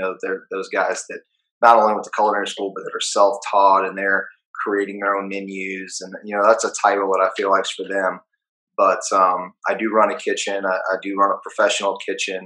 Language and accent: English; New Orleans, Louisiana, United States; growing up in New Orleans